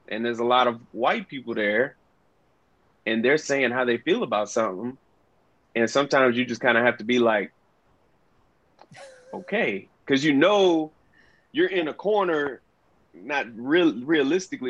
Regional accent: Deep South, United States; me growing up in the Deep South

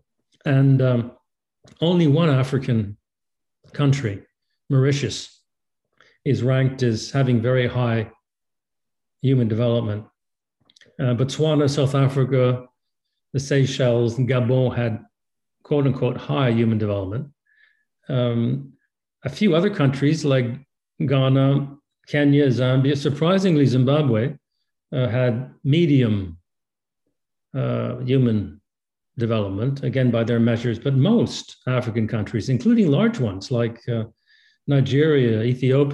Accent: Canada; as a Canadian

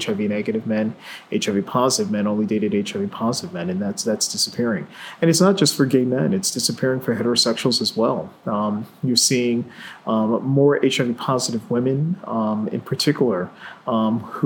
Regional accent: New York City, New York, United States; I grew up in New York City

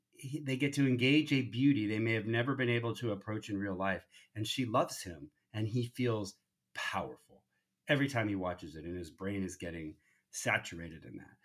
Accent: United States; raised in the United States

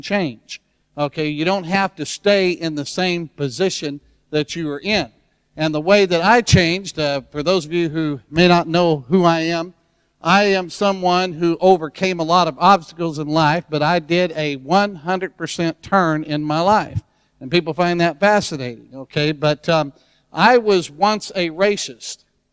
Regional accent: Deep South, United States; when I was a little kid, I was growing up in the Deep South

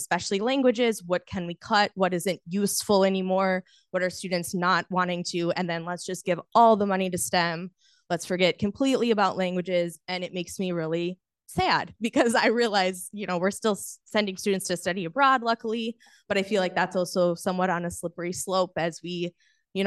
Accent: United States; As an American who grew up in American public school system

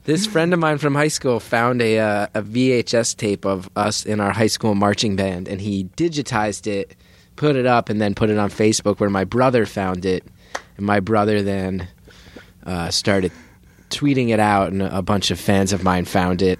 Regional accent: New Jersey, United States; born or raised there

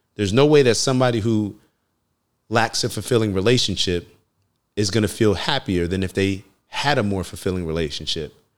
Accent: United States; I'm a black man growing up in America

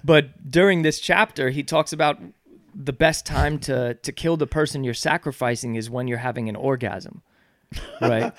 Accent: Yonkers, New York, United States; We're from Yonkers

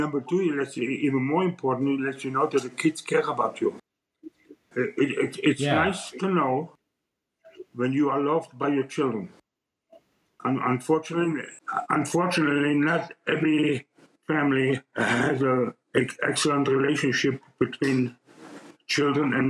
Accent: Karlsruhe, Baden-Württemberg, Germany; now in Alamosa, United States; I was born in Karlsruhe, Germany.

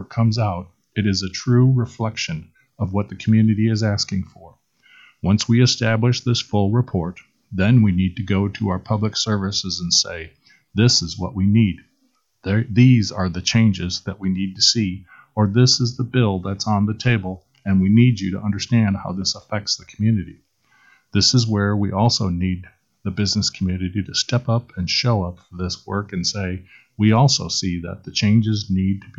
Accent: Rockford, Illinois, United States; also born or lived in Waterloo; now in Des Moines, United States; I'm not from here. I'm from Rockford, Illinois originally. Then I was in Waterloo for most of my adulthood and then moved to Des Moines about eight years ago

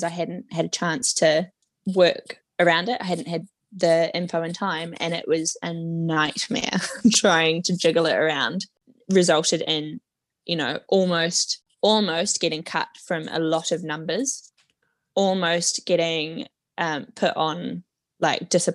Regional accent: Wellington, New Zealand; moved away as an adult; now in England; I grew up in Wellington, where we've got the Opera House and the St. James Theatre.

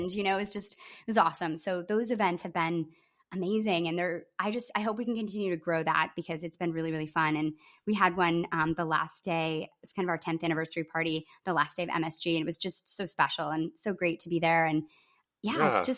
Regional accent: Midwest, United States; I'm a I'm a Midwesterner who had a crush on, you know, a bunch of older boys who were seniors and I was a sophomore

